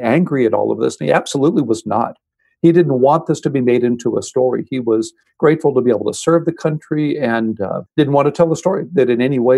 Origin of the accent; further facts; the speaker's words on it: Houston, Texas, United States; I grew up in Houston, Texas, the older of two brothers